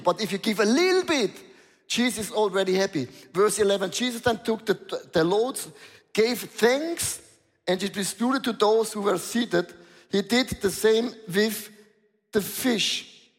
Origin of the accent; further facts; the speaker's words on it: Switzerland; I'm from Switzerland